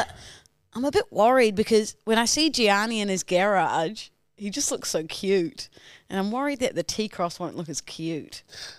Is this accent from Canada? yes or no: no; New Zealand; now in Australia; I'm a New Zealander.